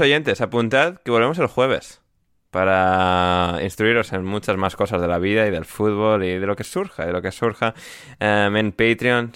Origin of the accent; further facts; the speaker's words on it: Spain; moved away as an adult; mi infancia en España